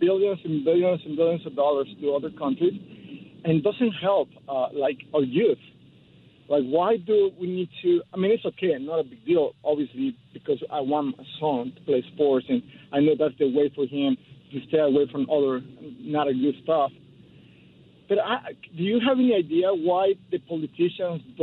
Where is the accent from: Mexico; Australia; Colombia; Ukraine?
Mexico; now in South Bay, United States; I'm from Mexico